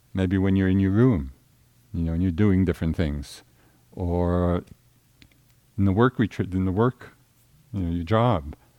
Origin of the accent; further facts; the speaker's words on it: Central Massachusetts, United States; I'm from Central Mass.